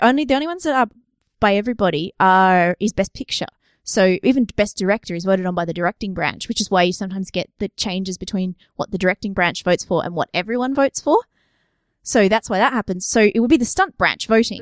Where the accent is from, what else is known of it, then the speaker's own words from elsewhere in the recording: Australia; we've got a bit of a cultural history here